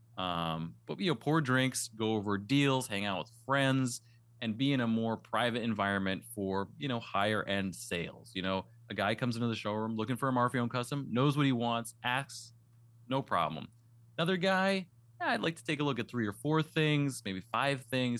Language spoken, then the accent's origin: English; East Coast, United States; also born or lived in Western Massachusetts / Las Vegas; now in New Hampshire, United States; I was born in the East Coast. I grew up in the snow and the cold